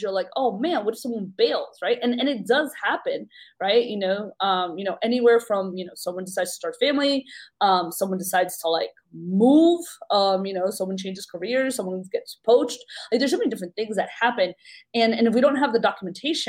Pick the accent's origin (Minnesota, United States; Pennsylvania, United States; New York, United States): New York, United States; I'm from New York